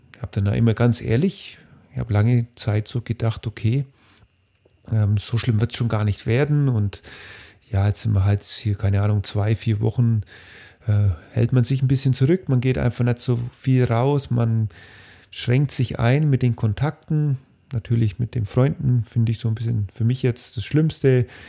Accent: Bavaria, Germany; Bei uns in Bayern

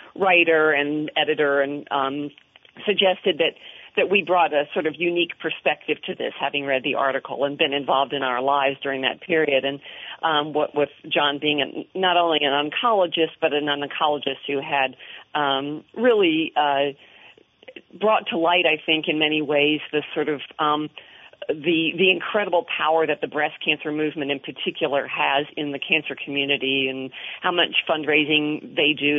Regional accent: Washington, District of Columbia, United States; I grew up in the Washington area

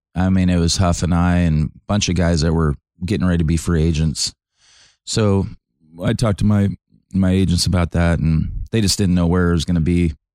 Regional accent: California, United States; Growing up in California, and we'd go to all A's games and Giants games

